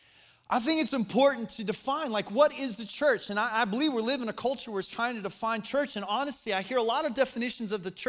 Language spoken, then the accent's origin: English; Colorado, United States; moved away; I was born and raised in Colorado